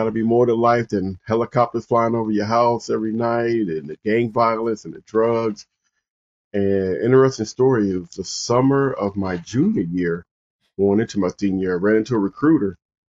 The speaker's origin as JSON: {"language": "English", "town": "Compton", "region": "California", "country": "United States", "tie": "born or raised there", "moved": "as an adult", "said": "I grew up in Compton, California."}